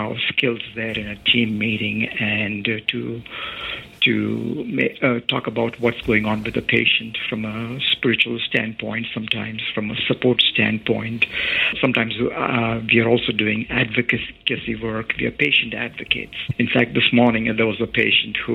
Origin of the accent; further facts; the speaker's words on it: India; moved away; I grew up in India.